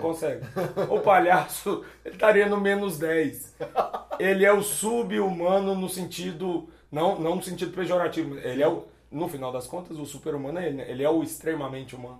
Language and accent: Portuguese; Belo Horizonte, Minas Gerais, Brazil; moved away; also born or lived in Conceição do Mato Dentro / Dom Joaquim / Juquitiba / Florianópolis; sou mineiro, eu sou, sou, de Belo Horizonte, mas cresci indo pro interior, pra Conceição do Mato Dentro, Dom Joaquim